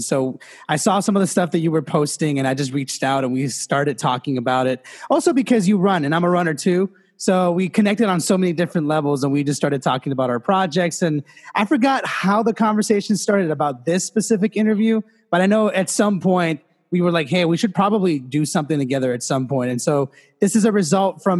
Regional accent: Los Angeles, California, United States; in fifth grade in LA, so I'm from Los Angeles and in LAUSD

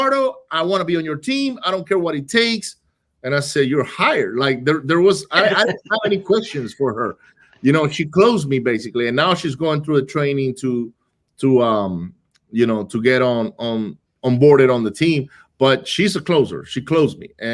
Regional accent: Venezuela; moved away; I grew up in Venezuela, right? I grew up in Venezuela

